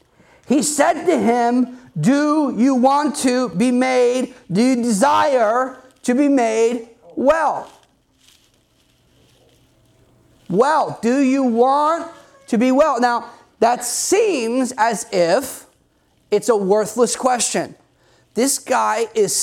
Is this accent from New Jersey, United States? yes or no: yes; New Jersey, United States; I'm from New Jersey.